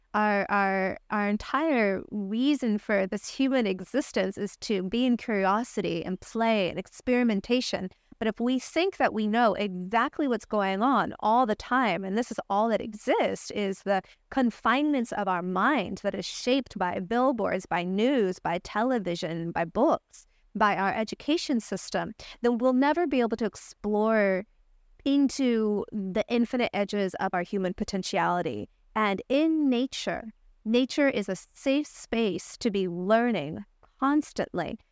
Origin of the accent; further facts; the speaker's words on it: Rolla, Missouri, United States; moved away; also born or lived in Los Angeles / San Francisco; when I was a little girl, I grew up in the United States in Raleigh, Missouri, a little podunk town